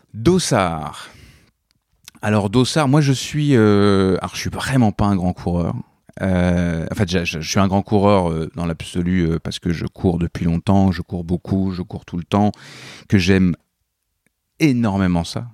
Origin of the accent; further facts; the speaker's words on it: Normandy, France; moved away as an adult; also born or lived in Montreal, Canada / Paris, France; je suis né, j'ai grandi en Normandie